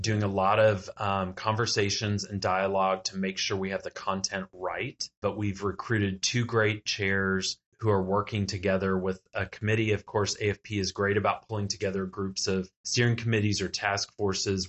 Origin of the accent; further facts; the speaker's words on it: Texas, United States; I'm from Texas